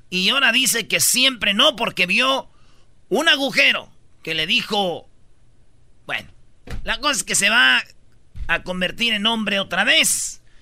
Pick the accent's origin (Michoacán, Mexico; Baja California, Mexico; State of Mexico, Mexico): Michoacán, Mexico; Pues somos de Michoacán, no de Londres, güey.